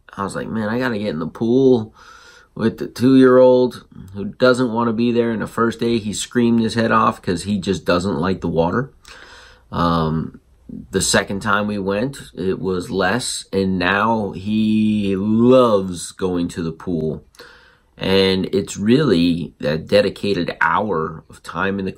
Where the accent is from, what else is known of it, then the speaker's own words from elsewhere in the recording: South Florida, United States; also born or lived in Connecticut; growing up in South Florida on a beach after we left Connecticut